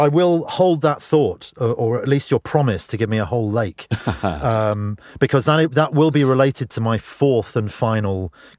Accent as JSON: {"language": "English", "region": "London", "country": "United Kingdom", "tie": "born or raised there", "said": "which growing up in Northwest London was, you know, something you'd seen in movies"}